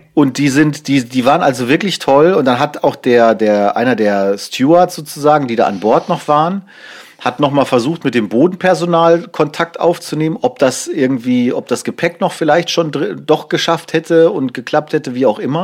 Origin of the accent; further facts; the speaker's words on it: Germany; als Deutsche